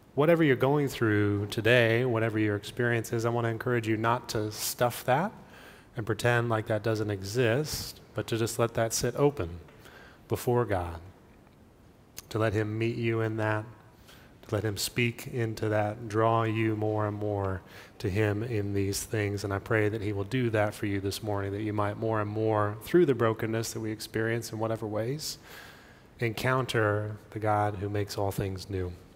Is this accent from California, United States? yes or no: yes; California, United States; moved away; I grew up in California